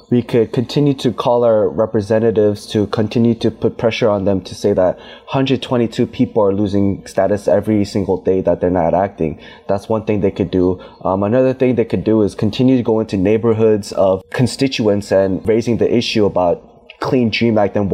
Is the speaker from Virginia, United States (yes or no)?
yes; Virginia, United States; I'm from Virginia.